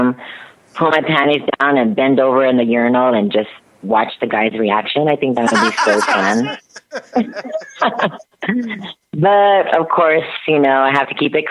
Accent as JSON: {"language": "English", "town": "Las Vegas", "region": "Nevada", "country": "United States", "said": "I'm from Las Vegas"}